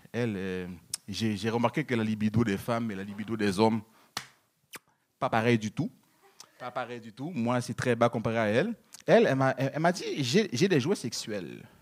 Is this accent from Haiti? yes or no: yes; Haiti; moved away; je suis haïtien